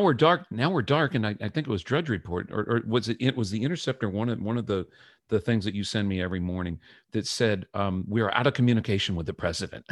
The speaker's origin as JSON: {"language": "English", "country": "United States", "said": "as an American, a student of American history"}